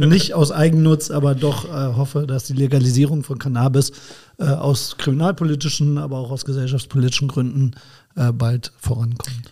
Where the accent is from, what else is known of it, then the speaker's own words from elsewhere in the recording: Bremen, Germany; also born or lived in Braunschweig; now in Koblenz, Germany; gebürtiger Bremer, bin aber eigentlich schon Schengel, weil ich ja seit 1996 schon in Koblenz wohne.